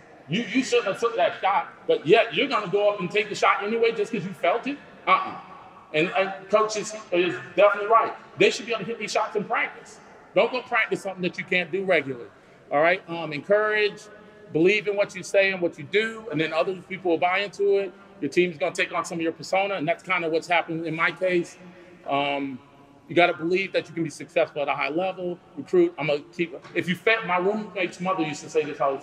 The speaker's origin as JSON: {"language": "English", "town": "Wilmington", "region": "North Carolina", "country": "United States", "said": "I'm from Wilmington"}